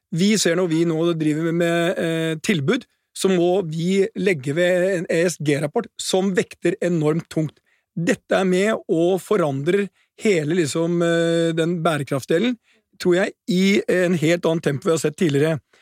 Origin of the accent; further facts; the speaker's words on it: Norway; som nordmann